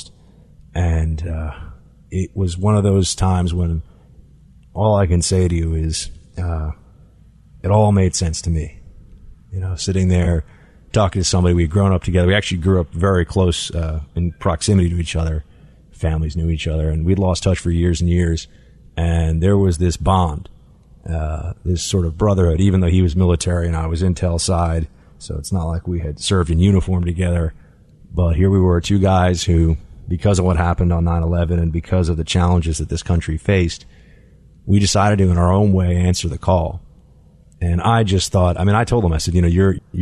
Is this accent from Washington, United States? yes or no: no; New York City, New York, United States; I grew up in New York City